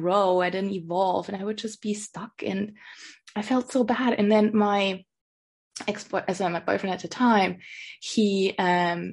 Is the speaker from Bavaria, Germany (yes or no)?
yes; Lower Bavaria, Germany; moved away as an adult; also born or lived in London, United Kingdom; I come from the countryside, you know, I come from Lower Bavaria.